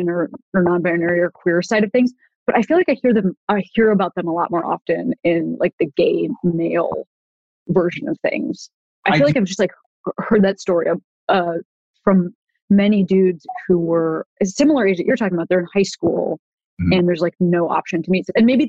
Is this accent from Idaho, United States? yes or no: no; Chicago, Illinois, United States; now in Los Angeles, United States; growing up in Chicago